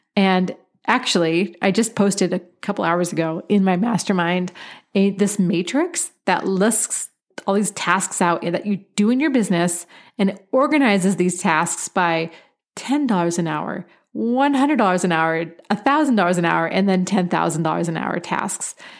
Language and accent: English; Pacific Northwest, United States; moved away; I was born and raised in the Pacific Northwest